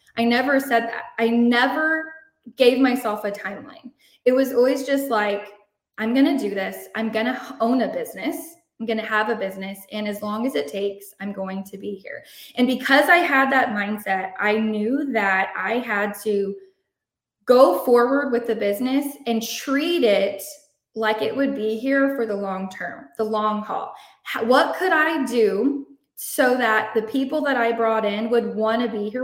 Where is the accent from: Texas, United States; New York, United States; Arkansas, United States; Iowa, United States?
Texas, United States; Shiner; I'm from Shiner, Texas. I don't know if you know anything about Shiner, but it is literally a drop in the bucket, tiny town, 2,000 people.